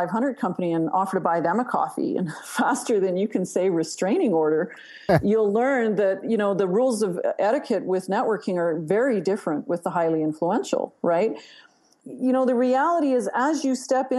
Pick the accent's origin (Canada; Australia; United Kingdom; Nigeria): Canada; You can tell I'm Canadian